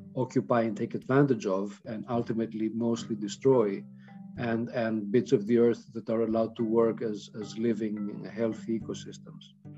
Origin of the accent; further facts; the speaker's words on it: Athens, Attica, Greece; growing up in Athens